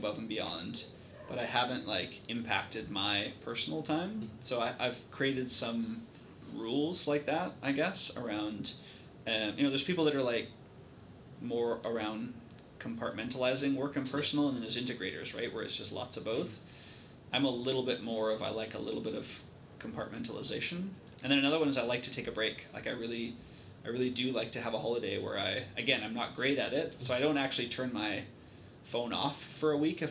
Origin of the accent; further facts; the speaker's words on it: Vancouver, British Columbia, Canada; now in Victoria, Canada; I'm from Vancouver and I live here